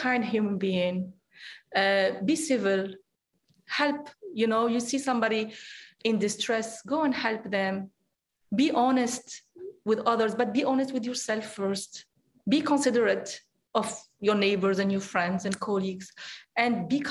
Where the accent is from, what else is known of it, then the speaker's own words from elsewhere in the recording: Algeria; Growing up, for example, I grew up in Algeria